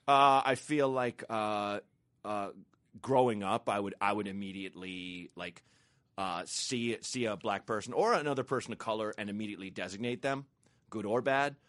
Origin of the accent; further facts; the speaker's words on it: Portland, Oregon, United States; I grew up in Portland, Oregon